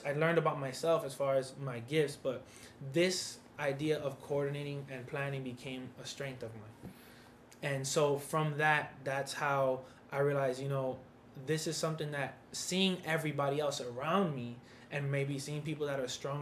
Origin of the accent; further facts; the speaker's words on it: New York City, New York, United States; I'm from New York City.